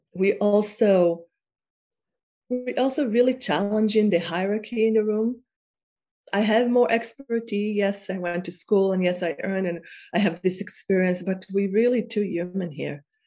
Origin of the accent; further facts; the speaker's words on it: Israel; I am from Israel and I am I was born in Israel